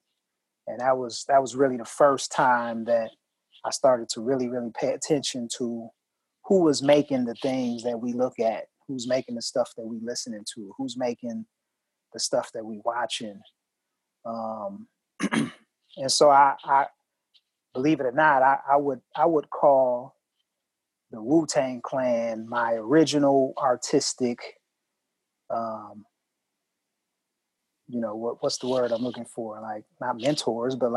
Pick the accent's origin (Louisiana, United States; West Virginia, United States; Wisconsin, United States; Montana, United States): Wisconsin, United States; Milwaukee; I'm from Milwaukee, Wisconsin, and I'm from, you know, the Midwest